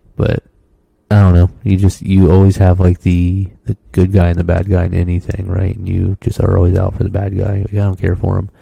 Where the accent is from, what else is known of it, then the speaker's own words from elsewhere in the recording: Florida, United States; moved away; I'm from Florida, the flattest state